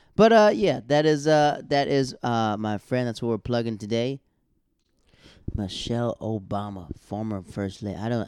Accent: Florida, United States; also born or lived in Harlem, New York City; now in New York City, United States; I'm from Florida

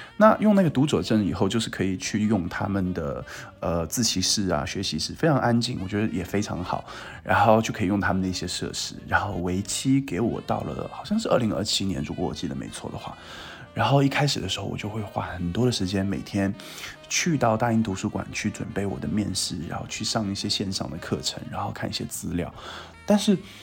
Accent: Qingtian, Zhejiang, China; moved away as an adult; 因为我家乡在青田嘛

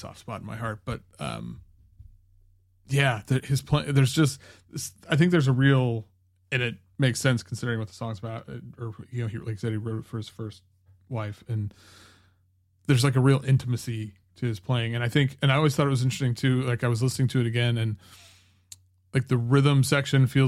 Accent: United States; I grew up in the States and I didn't move to Germany

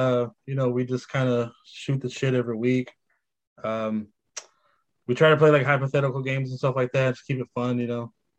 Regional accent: San Jose, California, United States; I'm from San Jose.

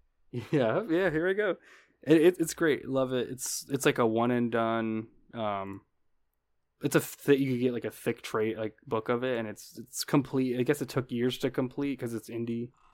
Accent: United States; being American

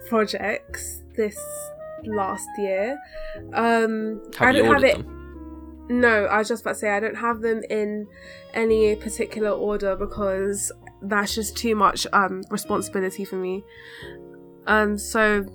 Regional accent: London, United Kingdom; I've grown up in London

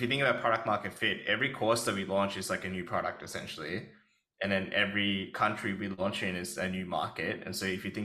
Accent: Australia; as an Australian guy

